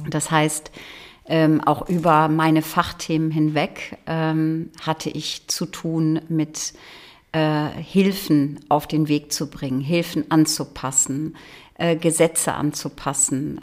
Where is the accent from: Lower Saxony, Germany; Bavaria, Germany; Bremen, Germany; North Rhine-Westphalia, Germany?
Lower Saxony, Germany; Holtland; Ich bin in Holtland im Landkreis Leer aufgewachsen auf einem Hof